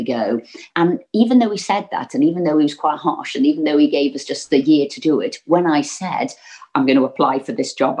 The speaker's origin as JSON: {"language": "English", "town": "Liverpool", "region": "North West England", "country": "United Kingdom", "tie": "born or raised there", "said": "growing up in Liverpool"}